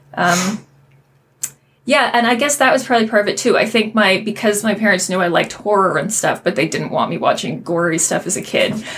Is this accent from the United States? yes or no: no; Kitchener, Ontario, Canada; also born or lived in Waterloo, Ontario; growing up in Kitchener and then mm-hmm. Waterloo